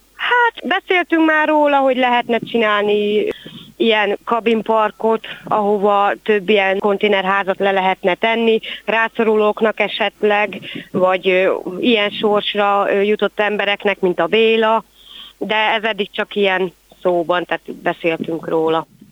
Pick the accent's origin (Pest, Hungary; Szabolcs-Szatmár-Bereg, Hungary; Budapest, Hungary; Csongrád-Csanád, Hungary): Csongrád-Csanád, Hungary; Kübekháza; itt nőttem föl én is Kübegházán